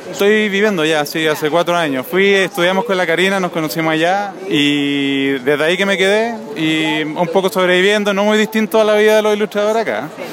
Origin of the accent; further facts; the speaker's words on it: Chile; accent: Chilean; moved away as an adult; now in Spain; he logrado conservar mi acento chileno